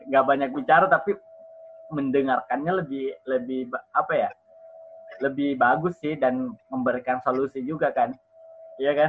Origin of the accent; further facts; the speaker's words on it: Merauke, South Papua, Indonesia; Miming khusus Papua Merauke atau kampung saya.